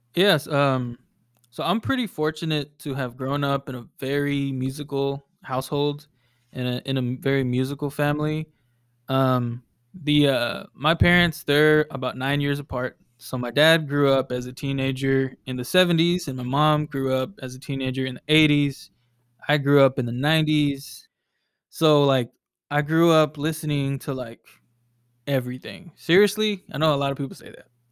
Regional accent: Lancaster, Texas, United States; also born or lived in Dallas, Texas; I'm born and raised in Dallas. Um, I grew up in a, a town called Lancaster, and that's where I, I grew up, you know, for, like, the first eighteen years of my life

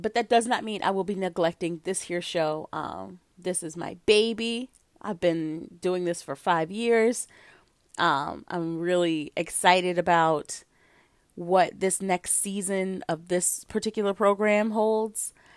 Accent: United States; I'm an American.

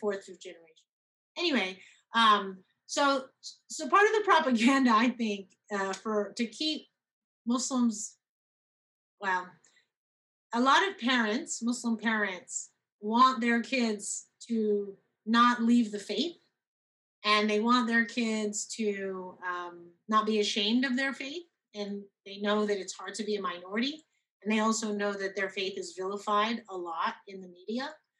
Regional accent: Texas, United States; accent: American; also born or lived in Cairo, Egypt; I was raised a large part of my life in Texas

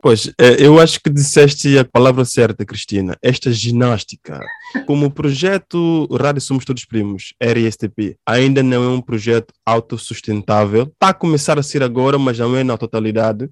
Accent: São Tomé & Príncipe; Sobre a minha infância em Santo Tomé e Príncipe. Eu tive uma infância muito difícil

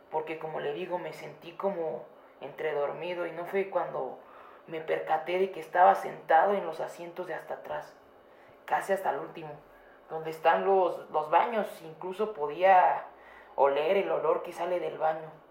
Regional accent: Texcoco, State of Mexico, Mexico; Yo soy de Texcoco y ella es de Chimalhuacán.

